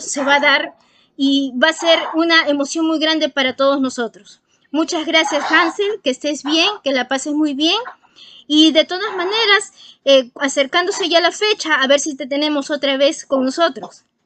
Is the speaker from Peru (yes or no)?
yes; Peru; como peruana me siento muy emocionada